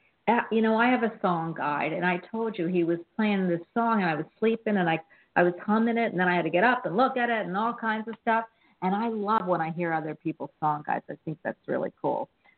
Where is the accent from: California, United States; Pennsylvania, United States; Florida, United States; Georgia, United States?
Pennsylvania, United States; Philadelphia; moved away; I'm from Philly, and I grew up in Philly.